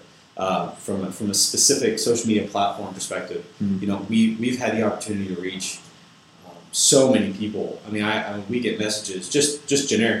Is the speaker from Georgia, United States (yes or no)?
no; Louisville, Kentucky, United States; I'm from Louisville, Kentucky. I've lived here my whole life